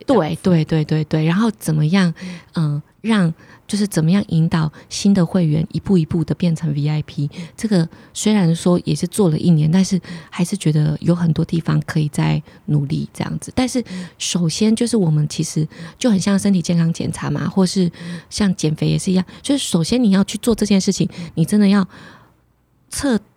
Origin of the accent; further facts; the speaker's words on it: Pingtung, Pingtung County, Taiwan; 我是屏东人嘛